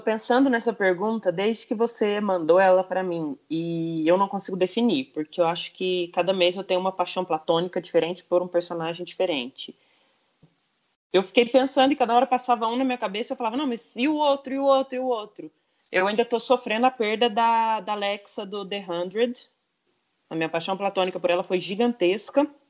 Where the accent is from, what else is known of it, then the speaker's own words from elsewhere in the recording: Franca, São Paulo, Brazil; eu sou de Franca, do, do interior de São Paulo